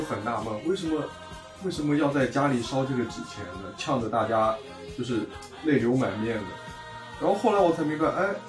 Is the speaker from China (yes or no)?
yes; Jiangsu, China; moved away as an adult; now in Germany; 我来自江苏，我现在在德国。